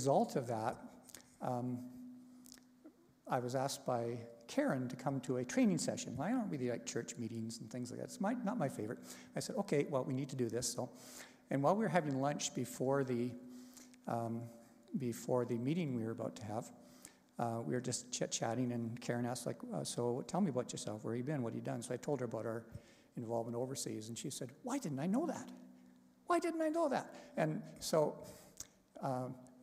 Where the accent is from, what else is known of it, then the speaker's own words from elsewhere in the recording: Canada; moved away as an adult; also born or lived in Taiwan; we had to come back home to Canada